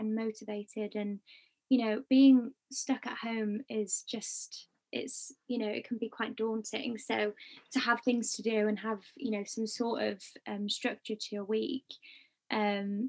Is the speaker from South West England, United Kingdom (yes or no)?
no; Wales, United Kingdom; We've been like a team of Welshies in the industry